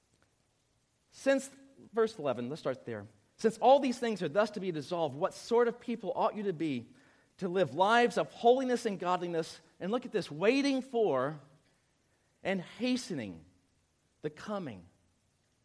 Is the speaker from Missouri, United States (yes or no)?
no; South Louisiana, United States; the church I grew up in South Louisiana